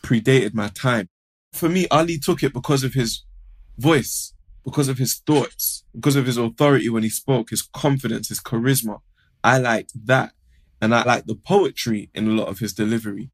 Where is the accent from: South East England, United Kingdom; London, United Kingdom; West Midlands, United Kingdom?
London, United Kingdom; I'm from Harlesden, basically, Northwest London.